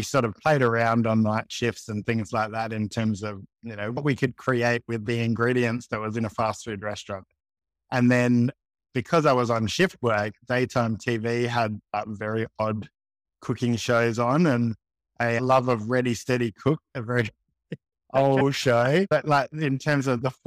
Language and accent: English; Adelaide, South Australia, Australia; I'm Adelaide born and bred, always been here